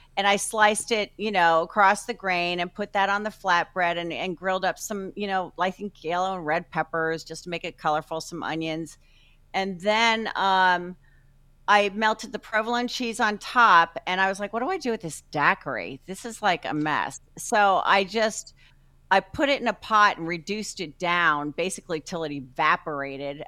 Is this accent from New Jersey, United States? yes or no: yes; New Jersey, United States; also born or lived in Chicago; now in Tampa, United States; I'm from Jersey